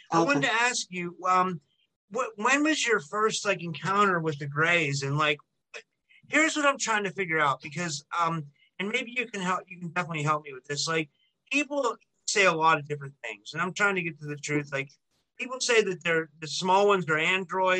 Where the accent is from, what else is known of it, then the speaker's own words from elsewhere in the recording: United States; even though I'm American, I have like a very Mediterranean culture